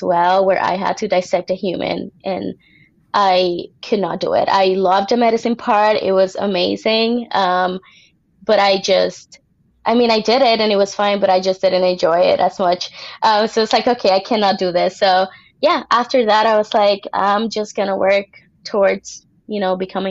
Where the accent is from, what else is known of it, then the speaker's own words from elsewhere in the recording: Puerto Rico; moved away as an adult; also born or lived in Indiana, United States; now in Las Vegas, United States; I was born in Puerto Rico, so I'm from there, and I was actually raised there as well